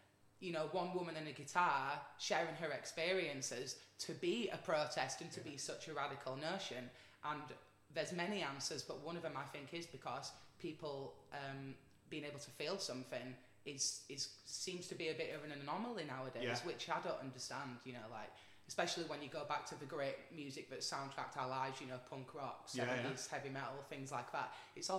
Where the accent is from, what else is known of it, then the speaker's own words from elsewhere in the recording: Wakefield, Yorkshire and the Humber, United Kingdom; also born or lived in London; I'm from Wakefield, but when I'm not in the studio or on the road, I tend to split my time between Wakefield and London